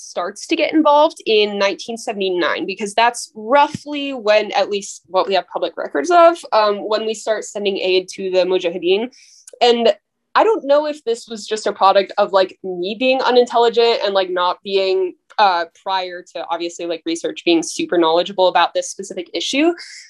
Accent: United States; as an American

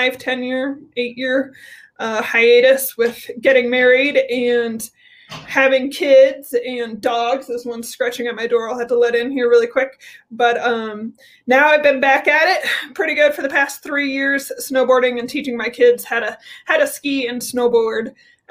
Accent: Colorado, United States; I grew up in Colorado

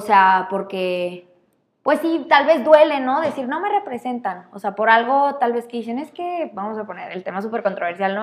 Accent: Chihuahua, Mexico; crecimos aquí en México, en Chihuahua

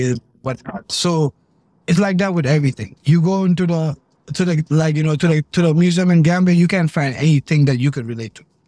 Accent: Fajara, Gambia; moved away as an adult; now in United States; I grew up in Pipeline. I grew up in Pipeline, Fajari.

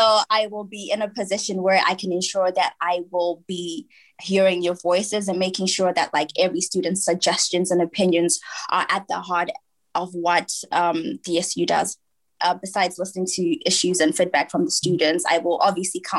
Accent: Manchester, North West England, United Kingdom; moved away as an adult; now in Leicester, United Kingdom; I'm from Manchester.

